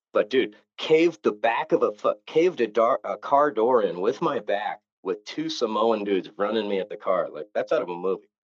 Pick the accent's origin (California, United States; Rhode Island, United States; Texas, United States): California, United States; Novato; I grew up 50 miles north of there in a little town called Novato